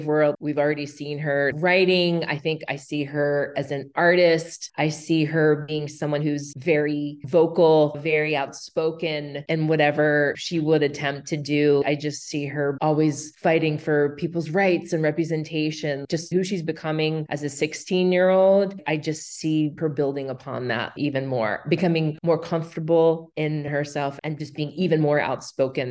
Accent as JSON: {"language": "English", "region": "Maryland", "country": "United States", "tie": "born or raised there", "moved": "as an adult", "lives_now": "Los Angeles, United States", "said": "I grew up in Maryland, it wasn't until I moved out"}